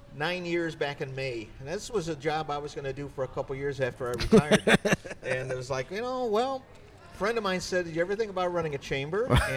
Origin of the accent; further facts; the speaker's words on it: Chicago, Illinois, United States; now in West Bend, United States; I'm a Chicagoan, born and raised.